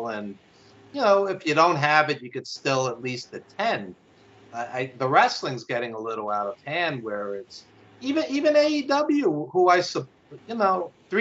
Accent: New York, United States; accent: New York; I live in New York, obviously, as you could tell by my accent

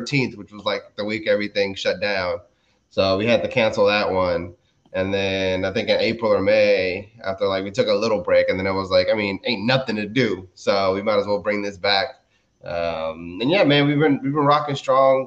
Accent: Maryland, United States; also born or lived in Dominican Republic; We moved to Maryland when I was 4, and I've pretty much been here ever since

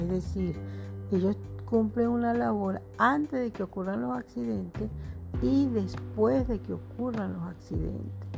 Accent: Venezuela; yo hablo eh, como, como venezolana

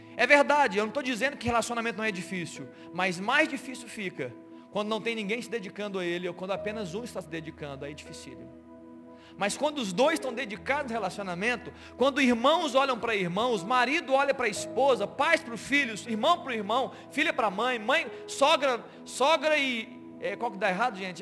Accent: Minas Gerais, Brazil; nós somos mineiros

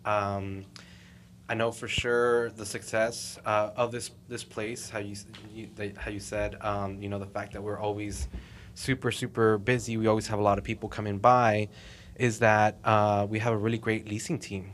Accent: Fort Worth, Texas, United States; also born or lived in Mexico; born and raised here in Fort Worth

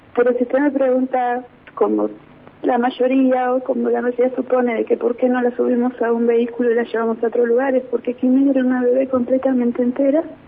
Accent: Buta Ranquil, Neuquén, Argentina; soy de Butarranquil

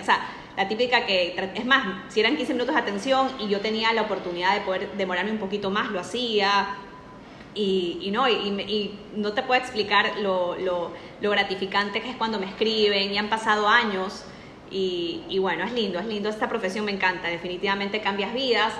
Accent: Ecuador; also born or lived in Spain; yo soy de Ecuador

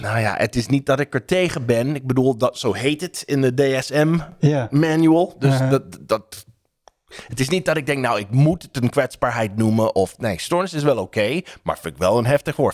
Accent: United States; Dutch is a second language; now in Netherlands; Als Amerikaan in Nederland

